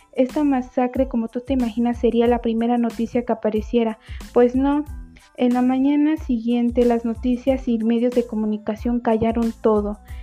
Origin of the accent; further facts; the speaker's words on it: Mexico; nosotros como mexicanos